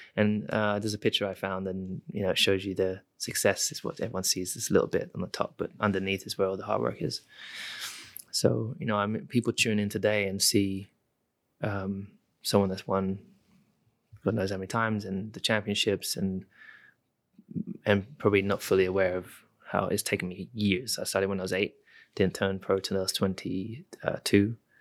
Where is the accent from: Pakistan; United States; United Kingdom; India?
United Kingdom; I am British